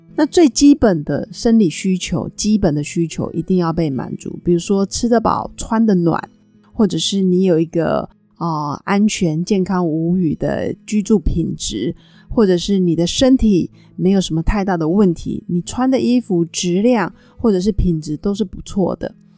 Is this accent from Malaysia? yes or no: no; Taiwan; accent: Taiwanese; 因为我刚从北京回来，我发现我要在适应那个北京腔跟台湾腔的说话，因为去北京上课真的讲太久的北京话